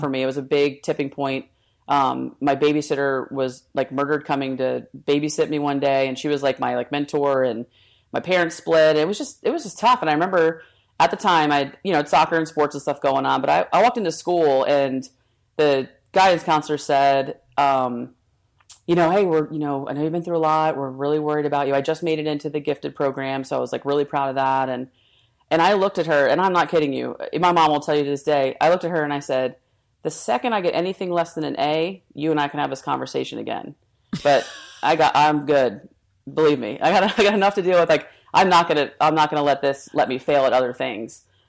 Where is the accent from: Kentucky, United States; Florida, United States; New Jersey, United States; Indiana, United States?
New Jersey, United States; I grew up in Jersey.